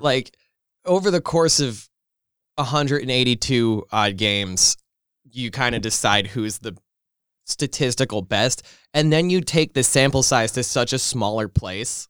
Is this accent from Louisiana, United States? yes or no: no; New York area, United States; I've grown up in this area my whole life